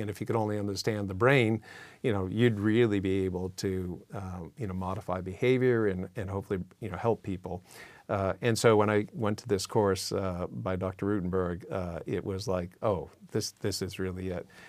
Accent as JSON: {"language": "English", "region": "Massachusetts", "country": "United States", "tie": "born or raised there", "moved": "yes", "lives_now": "California, United States", "said": "I was born in Massachusetts"}